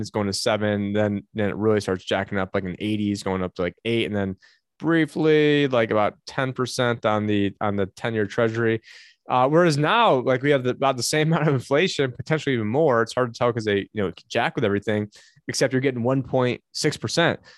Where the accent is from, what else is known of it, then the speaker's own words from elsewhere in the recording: Syracuse, New York, United States; now in Phoenix, United States; my hometown. Uh, I don't live in it anymore